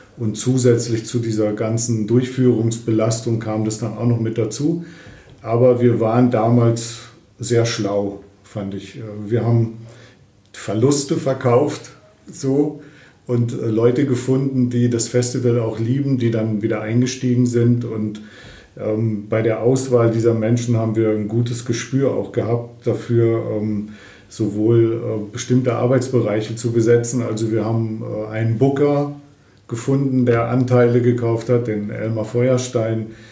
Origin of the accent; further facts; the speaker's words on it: Lendringsen, North Rhine-Westphalia, Germany; moved away as an adult; also born or lived in Fulda; ich bin 1958 äh, in Lendringsen im Sauerland geboren und dann äh, mit 20, also 1978, zum Studium nach Fulda gekommen